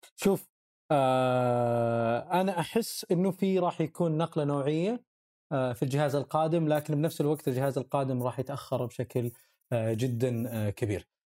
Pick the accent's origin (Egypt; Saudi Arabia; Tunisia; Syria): Saudi Arabia; احنا عندنا في السعوديه